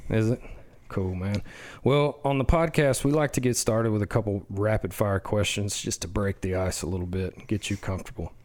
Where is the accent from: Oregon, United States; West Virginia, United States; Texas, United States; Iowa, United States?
Texas, United States; West; I grew up in West Texas